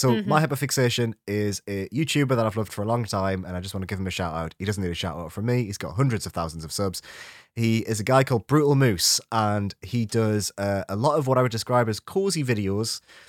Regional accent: United Kingdom; which is inherently fascinating to me as like a British person.

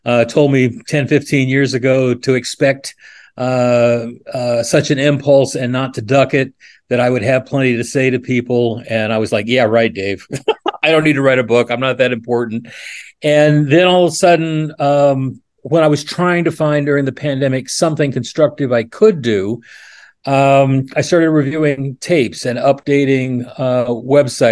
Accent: Oregon, United States; also born or lived in New York City, United States; now in Central Pennsylvania, United States; I grew up in Oregon

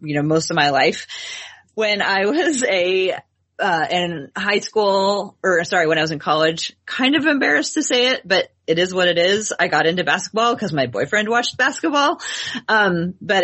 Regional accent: Portland, Oregon, United States; born and raised in Portland, Oregon

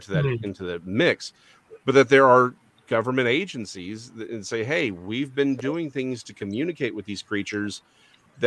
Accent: Texas, United States; I'm a Texan

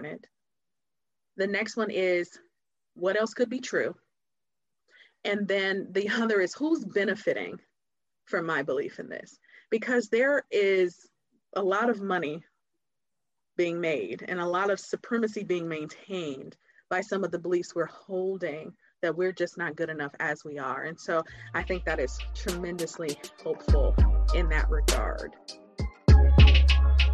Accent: Detroit, Michigan, United States; now in Cincinnati, United States; So we grew up in Detroit

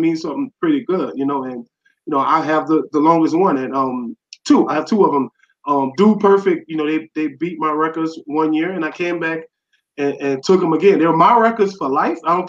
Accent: New Orleans, Louisiana, United States; born and raised in New Orleans. I'm a who dat to the heart

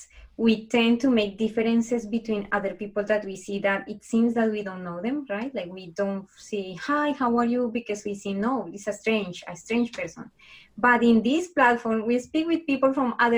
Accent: Colombia; English is a second language; moved away as an adult; now in Canada; I am actually from Colombia. So I'm from South America. And I was born in a kind of like a, you know, it's a very affected country.

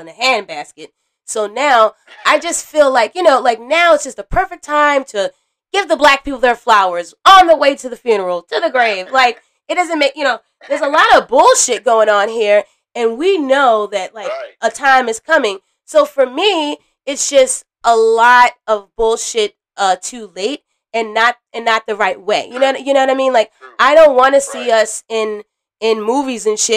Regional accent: United States; I'm from America

